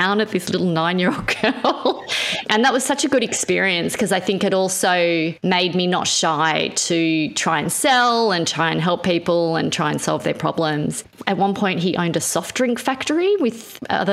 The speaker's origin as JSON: {"language": "English", "region": "New South Wales", "country": "Australia", "tie": "born or raised there", "also_born_or_lived": "Israel", "said": "when we landed in Australia"}